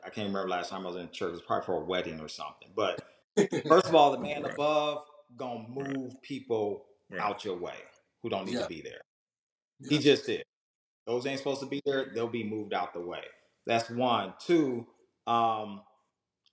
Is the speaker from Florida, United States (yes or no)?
no; Southern California, United States; moved away as an adult; now in Georgia, United States; I was a dude from Southern California that moved to Georgia